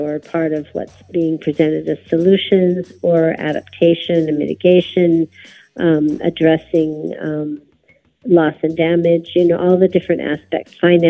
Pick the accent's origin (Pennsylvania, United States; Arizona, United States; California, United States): Arizona, United States; also born or lived in Sonora, Mexico; I'm from the Yaqui Nation, and we have the northern part of our nation is in the United States, in Arizona, and the central homeland of our nation is in Sonora, Mexico.